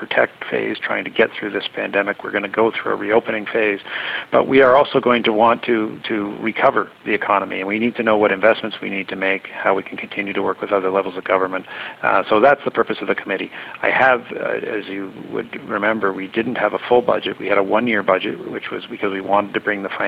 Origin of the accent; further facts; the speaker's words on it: Durham, Ontario, Canada; I'm from Durham